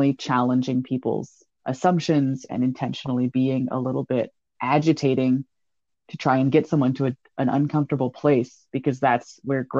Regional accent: the South, United States; now in the Midwest, United States; I also live in the Midwest, but I was born in the South.

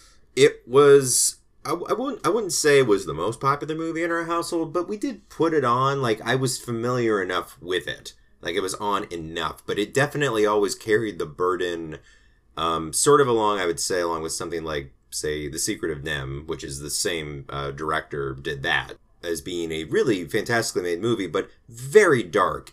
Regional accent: Los Angeles, California, United States; as a young child growing up in Los Angeles

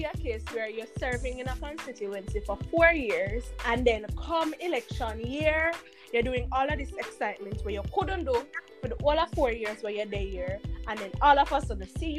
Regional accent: Jamaica; yeah, I am Jamaican, I'm like one of you peasants.

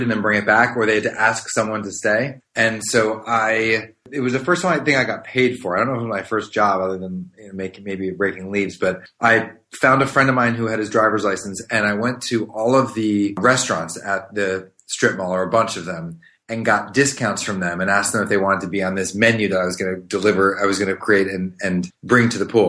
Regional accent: Maryland, United States; I grew up in Maryland, right outside DC

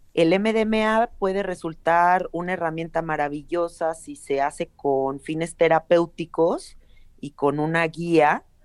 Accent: Mexico City, Mexico; yo nací en la Ciudad de México y toda mi vida he vivido acá.

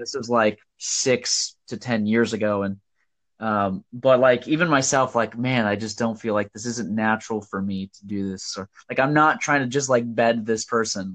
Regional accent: Nebraska, United States; I'm from Nebraska

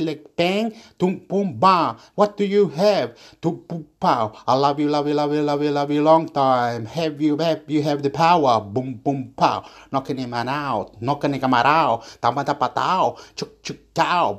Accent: Chile; now in Australia; I live here in this area in Australia, and I'm from Chile, and I should be talking in Spanish, but I don't talk in Spanish

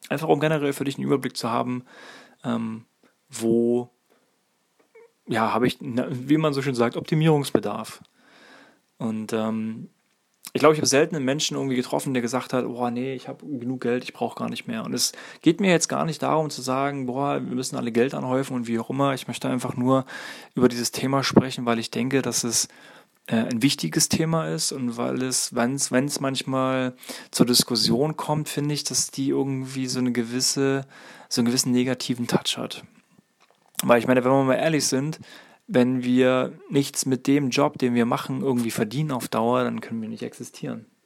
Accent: East Germany, Germany; ich bin zum Beispiel in der DDR groß geworden, da war das zum Beispiel sehr üblich, dass beide Partner in Lohn und Brot standen.

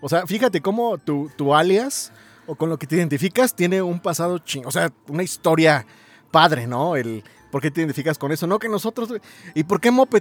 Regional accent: Mexico City, Mexico; yo soy de la CDMX

